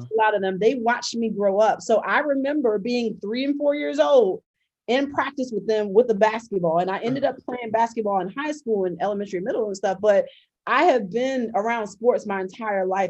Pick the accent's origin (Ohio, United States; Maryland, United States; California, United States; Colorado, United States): Maryland, United States; Baltimore; my dad was a really well-known high school and um, college coach in my hometown.